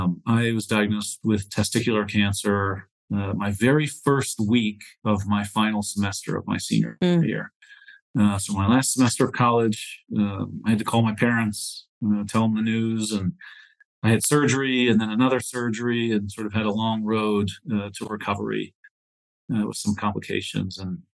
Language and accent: English; Northwest Pennsylvania, United States; So I grew up in Northwest Pennsylvania in a really small sort of farm town.